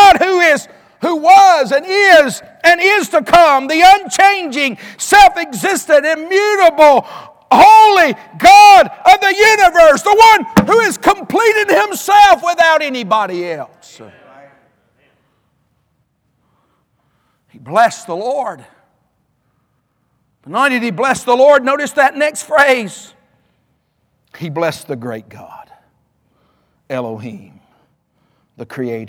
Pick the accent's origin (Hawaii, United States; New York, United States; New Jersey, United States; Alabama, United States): Alabama, United States; now in North Carolina, United States; I was raised in Alabama